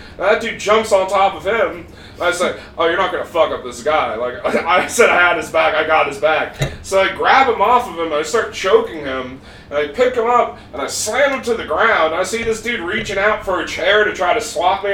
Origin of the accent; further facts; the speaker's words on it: Park City, Utah, United States; moved away; I was in Park City, Utah